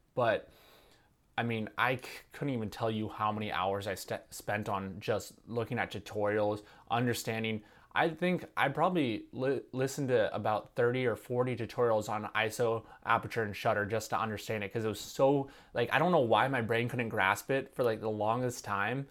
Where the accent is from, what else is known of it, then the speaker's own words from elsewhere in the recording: Santa Cruz, California, United States; my hometown of Santa Cruz